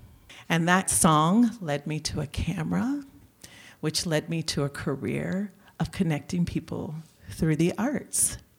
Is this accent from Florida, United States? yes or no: no; Chicago, Illinois, United States; now in Tucson, United States; And I was from Chicago. I'd moved here from Chicago. So from there, my operating base was Chicago.